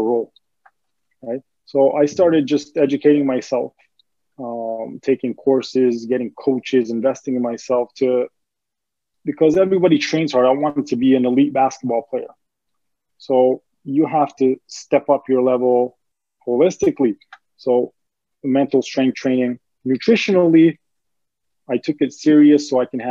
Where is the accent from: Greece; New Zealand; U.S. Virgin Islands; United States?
Greece; moved away; growing up in Greece, we were very poor.